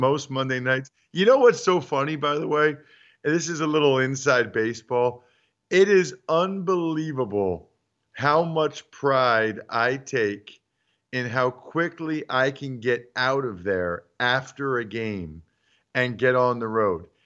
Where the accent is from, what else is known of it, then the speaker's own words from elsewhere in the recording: Reading, Pennsylvania, United States; moved away; my hometown newspaper, Redding Eagle dot